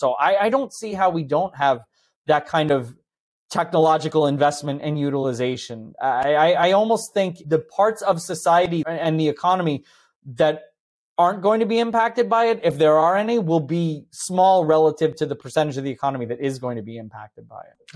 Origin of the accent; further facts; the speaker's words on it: New Jersey, United States; I grew up in New Jersey in the, almost literally in the shadow of Manhattan